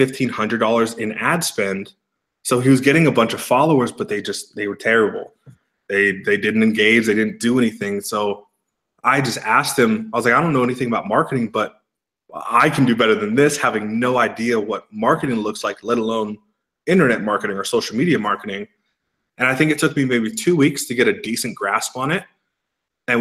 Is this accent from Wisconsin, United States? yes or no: no; east of San Francisco, Bay Area, Northern California, United States; moved away as an adult; now in Scottsdale, United States; Grew up about 25, 30 miles east of San Francisco in the Bay